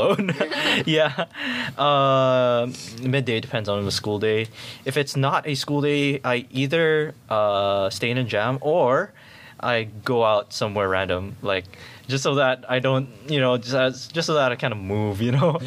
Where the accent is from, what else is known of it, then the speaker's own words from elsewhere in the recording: Philippines; now in Singapore; I'm from the Philippines